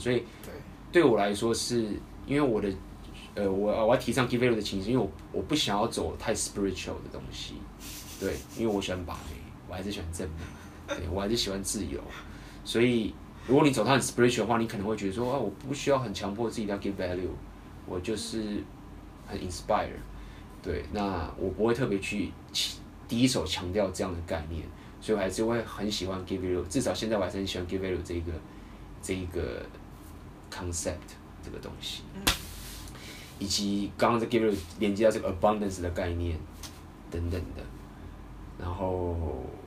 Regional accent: Taiwan; accent: Taiwanese; 台湾，我有听说台湾的口音好像在这里还是有优势的，我本来以为已经没优势了。

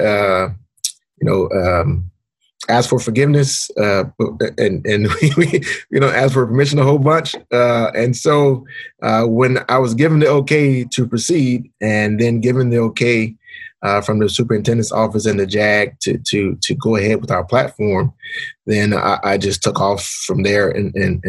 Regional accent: Atlanta, Georgia, United States; moved away as an adult; I grew up in Atlanta, which is in some instances, the home of, civil rights movement.

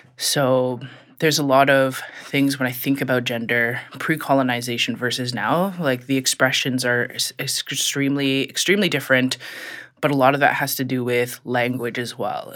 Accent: Regina, Saskatchewan, Canada; now in Ottawa, Canada; I'm originally from Regina, Saskatchewan.

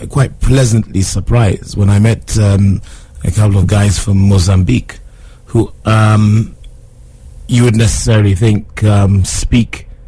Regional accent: Kenya; being Kenyan, I, I heard sort of um, um what what is described as taarab music.

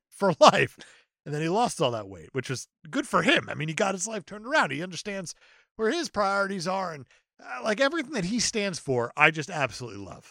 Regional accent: New Jersey, United States; moved away; Growing up in Jersey

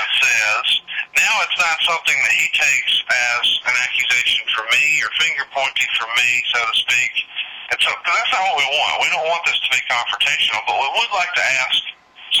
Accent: Alabama, United States; I'm obviously being from Alabama, I'm really into football

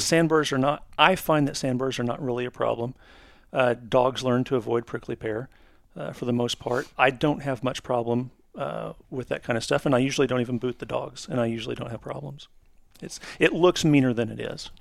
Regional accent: Oklahoma, United States; my home state of Oklahoma

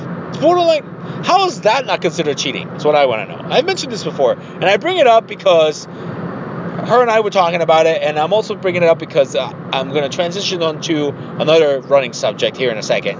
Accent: Columbus, Ohio, United States; I'm from Columbus.

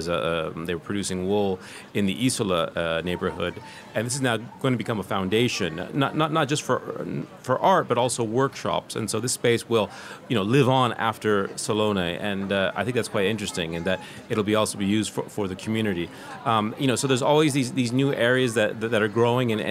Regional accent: California, United States; I call it the, the Silicon Valley of, of, of furniture manufacturing because I come from Silicon Valley in California.

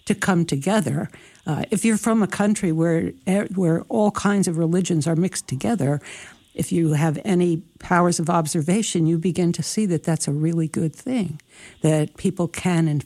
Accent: New Jersey, United States; I'm from New Jersey.

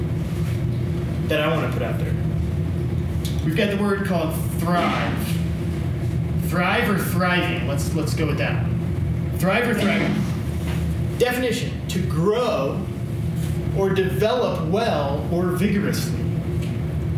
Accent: Illinois, United States; I grew up in Illinois, in the Midwest

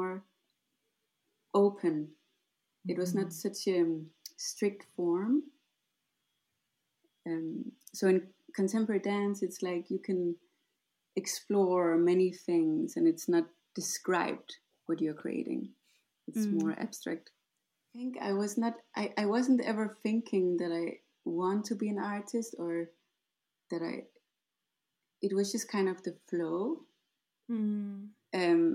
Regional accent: Denmark; moved away; I'm from Denmark. And I guess I started my path in Denmark

